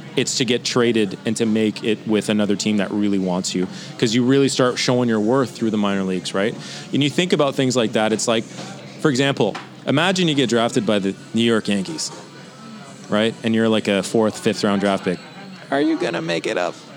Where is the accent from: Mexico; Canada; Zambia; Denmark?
Canada; especially as a Canadian